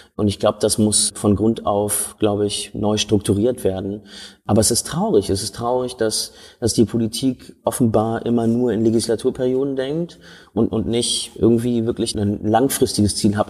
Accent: Berlin, Germany; ich bin in Schöneberg groß geworden.

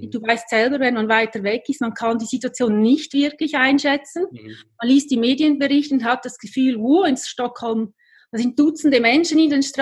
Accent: Lucerne, Switzerland; Ich stamme aus Luzern, führe seit sechs Jahren eine Kommunikationsagentur. Ähm, ich bin Heimweh-Schweizerin

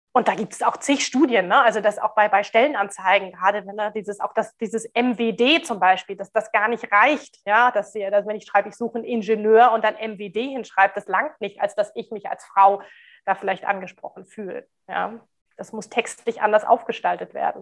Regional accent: Germany; bei uns in Deutschland

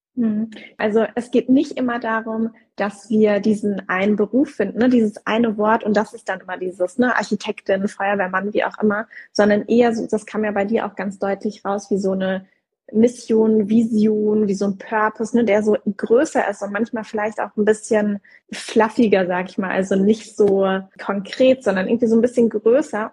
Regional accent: Southern Germany, Germany; ich komme aus Süddeutschland, das ist auch diese Schaffen-Mentalität, ne? also schaffe, schaffe, Häusle bauen

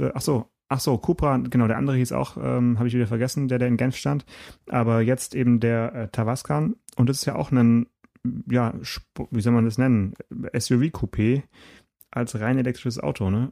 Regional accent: Stuttgart, Baden-Württemberg, Germany; moved away; ich bin geborener Stuttgarter

